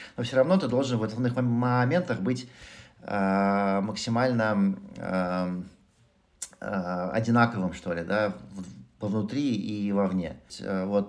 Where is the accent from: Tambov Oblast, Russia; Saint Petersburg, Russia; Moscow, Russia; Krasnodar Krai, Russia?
Moscow, Russia; moved away; я родился в Москве, вырос в Москве